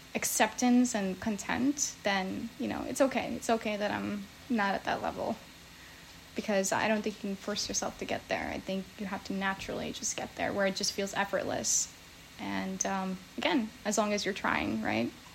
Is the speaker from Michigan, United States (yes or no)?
no; New Jersey, United States; now in San Diego, United States; I grew up in New Jersey